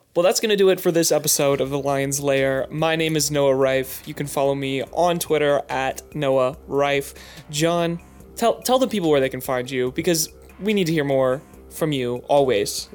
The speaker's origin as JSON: {"language": "English", "region": "West Coast", "country": "United States", "moved": "yes", "said": "I'm from the West Coast"}